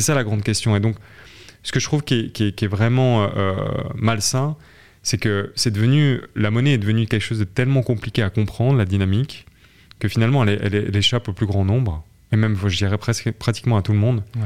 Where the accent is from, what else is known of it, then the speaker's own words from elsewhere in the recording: southern France, France; je viens de, je suis français. j'ai fait mes études dans le sud de la France